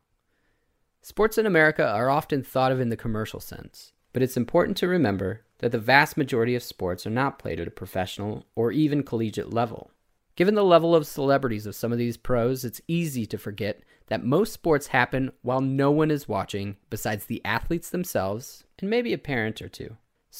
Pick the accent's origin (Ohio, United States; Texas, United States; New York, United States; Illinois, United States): Illinois, United States; Some of my favorite memories growing up in the Chicago suburbs revolved around soccer.